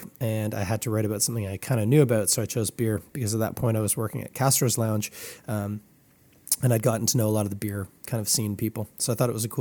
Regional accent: Toronto, Ontario, Canada; I grew up in Scarborough

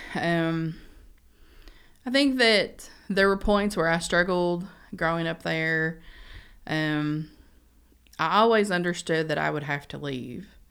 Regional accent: Beattyville, Kentucky, United States; moved away as an adult; now in Lexington, United States; I grew up in Badyville, which is about twenty minutes, um, east of Red River Gorge

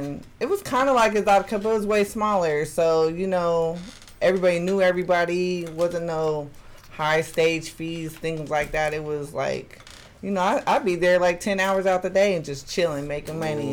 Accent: Eugene, Oregon, United States; moved away; also born or lived in Portland, Oregon; not being from Portland, I'm from Eugene, Oregon.

